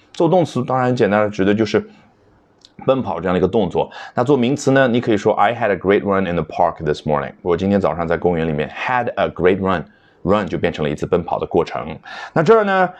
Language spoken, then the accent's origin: Chinese; China; 我们中国人